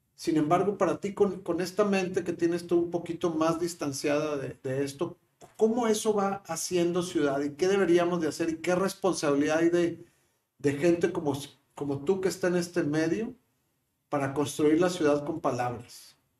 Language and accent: Spanish; Monterrey, Nuevo León, Mexico; somos nuevos los, regios